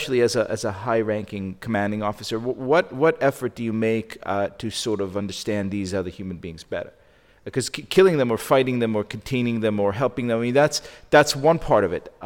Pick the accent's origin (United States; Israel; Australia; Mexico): Israel; moved away; I come from Israel, a society where everyone served